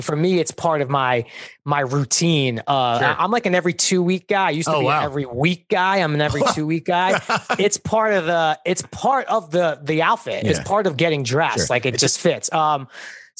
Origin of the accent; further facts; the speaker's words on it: New York City, New York, United States; I'm from Brooklyn